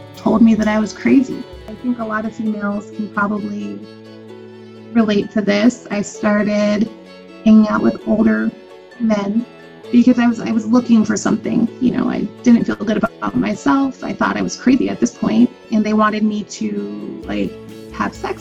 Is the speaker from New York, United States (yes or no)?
no; Lancaster, California, United States; I was brought up in Lancaster, California, which is like the last city going north in Los Angeles County